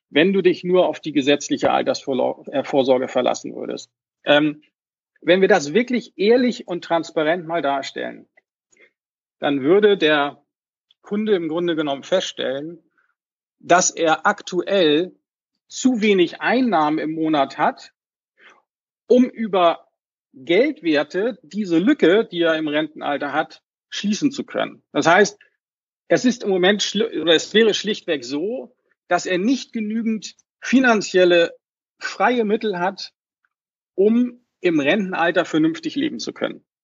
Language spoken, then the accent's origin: German; Hamburg, Germany; wie gesagt … ich komme aus Hamburg, bin Baujahr 70